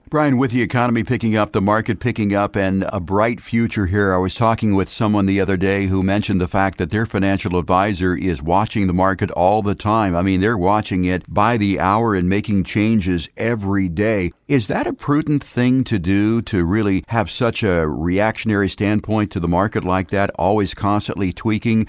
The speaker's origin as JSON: {"language": "English", "region": "Ohio", "country": "United States", "moved": "yes", "said": "I'm originally from Ohio, and a lot of my family lives back there"}